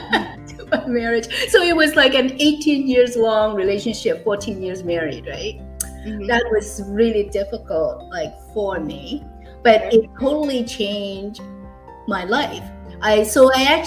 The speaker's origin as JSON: {"language": "English", "country": "Hong Kong", "tie": "born or raised there", "moved": "as an adult", "lives_now": "Canada", "said": "I actually was born and raised in Hong Kong. I finished high school, I came to Canada for higher education for university"}